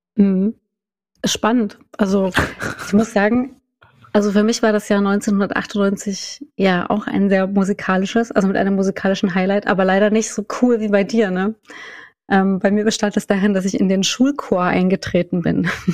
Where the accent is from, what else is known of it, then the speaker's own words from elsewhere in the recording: Saxony-Anhalt, Germany; ich komme ja aus Sachsen-Anhalt